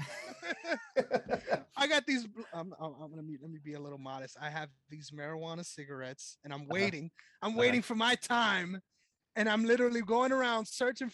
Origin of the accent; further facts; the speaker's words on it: New York City, New York, United States; I'm from the Bronx